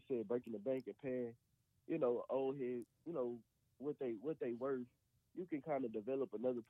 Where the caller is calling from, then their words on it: Little Rock, Arkansas, United States; I'm calling from Little Rock, Arkansas.